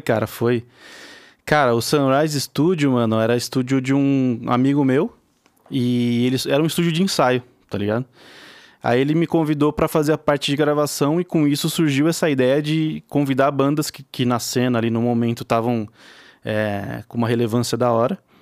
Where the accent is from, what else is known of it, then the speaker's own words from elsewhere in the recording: Araraquara, São Paulo, Brazil; eu sou de Araraquara, interior de São Paulo.